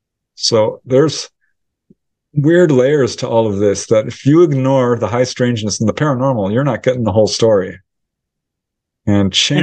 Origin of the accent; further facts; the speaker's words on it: Topanga, California, United States; I grew up in Topanga Canyon, which was filled with owls.